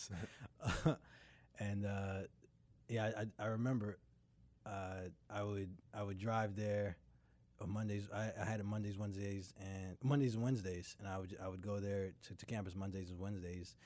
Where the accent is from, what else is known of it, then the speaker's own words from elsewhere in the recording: Durham, North Carolina, United States; also born or lived in Greenville; I grew up in Durham until I went off to college